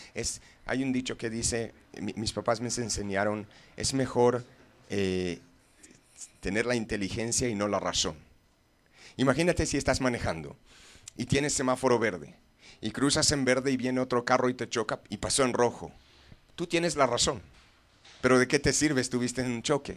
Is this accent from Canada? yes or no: yes; Canada; moved away as an adult; now in Guadalajara, Mexico; yo soy de Canadá y vine a vivir aquí unos años